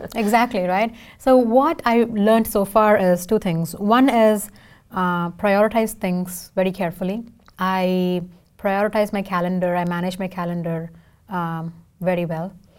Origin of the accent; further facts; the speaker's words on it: India; first language Tamil; English is a second language; now in Seattle, United States; I can sing in four languages because I'm from India